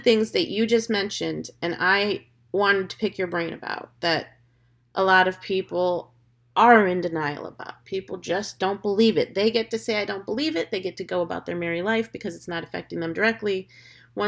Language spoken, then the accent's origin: English; United States; now in Florida, United States; I'm as American as apple pie, hot dogs, bacon, and all of the above